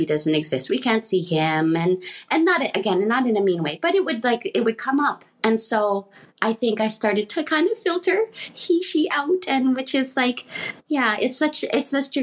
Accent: Edmonton, Alberta, Canada; I was born in Canada here in Edmonton, Alberta.

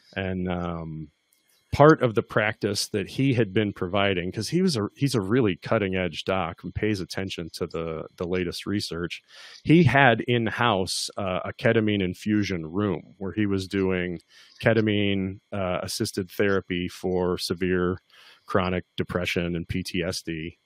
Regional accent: Kentucky, United States; I'm from Kentucky.

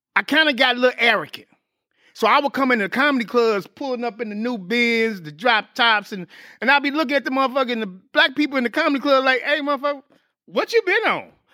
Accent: St. Louis, Missouri, United States; moved away as an adult; I got back on the grind in my hometown, Saint Louis

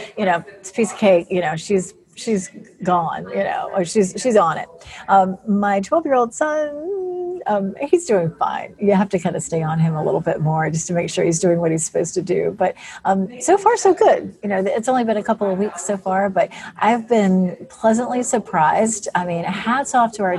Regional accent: Raleigh, North Carolina, United States; I grew up in Raleigh

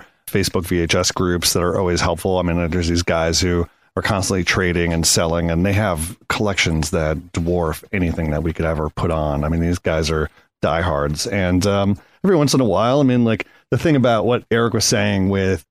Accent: Connecticut, United States; I grew up in Connecticut and we had very small mom and pop stores

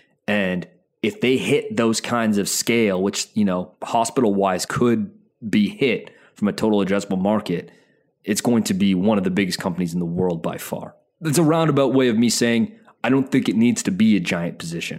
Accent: Calgary, Alberta, Canada; I'm from Calgary. Half my family lives in Edmonton.

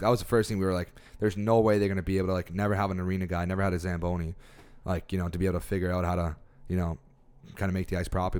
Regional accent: Toronto, Ontario, Canada; moved away as an adult; now in Halifax, Canada; growing up in Toronto

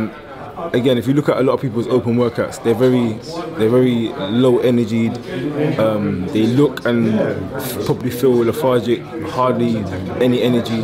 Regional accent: London, United Kingdom; I was born and raised in London

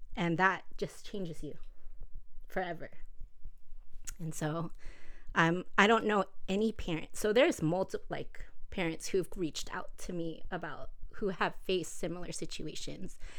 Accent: Los Angeles, California, United States; I grew up here in the South Bay of L A.

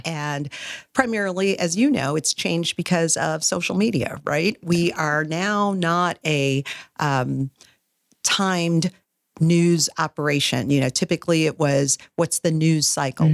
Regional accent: Wisconsin, United States; moved away; also born or lived in Fort Worth, Texas; I'm originally from Wisconsin

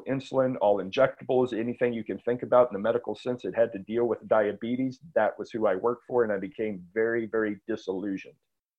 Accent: San Antonio, Texas, United States; now in Austin, United States; No, San Antonio.

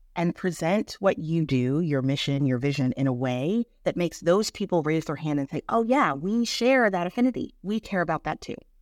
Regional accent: Birmingham, Michigan, United States; moved away as an adult; also born or lived in Boston, Massachusetts; I'm from Birmingham, Michigan

